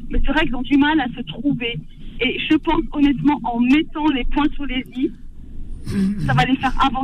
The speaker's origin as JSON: {"language": "French", "country": "Tunisia", "moved": "yes", "lives_now": "Saint-Étienne, France", "said": "moi, en tant que tunisienne et en tant que professeur dans, dans, dans l'enseignement"}